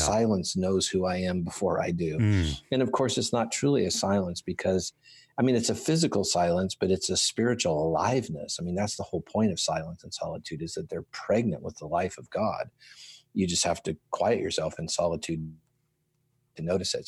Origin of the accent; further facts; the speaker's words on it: Southern California, United States; moved away as an adult; now in Franklin, United States; I'm from Southern California. I presently live in Franklin, Tennessee, but I'm, I born and raised in California